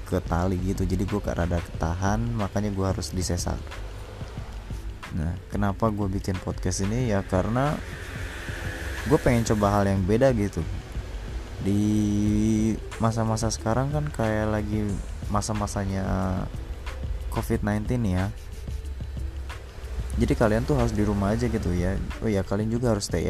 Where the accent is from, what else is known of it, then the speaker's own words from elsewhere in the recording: Kuningan, West Java, Indonesia; born there; dan gue lahir di Kuningan, Cirebon